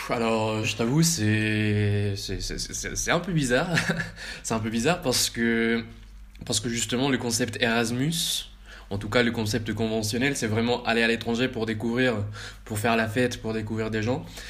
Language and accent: French; Bogotá, Colombia; moved away as an adult; also born or lived in France; now in Vienna, Austria; j'ai grandi en Colombie euh, jusqu'à mes 18 ans